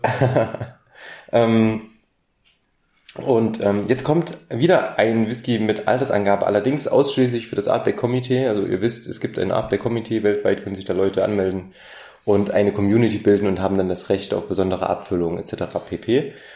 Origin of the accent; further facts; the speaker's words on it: Germany; bei uns in Deutschland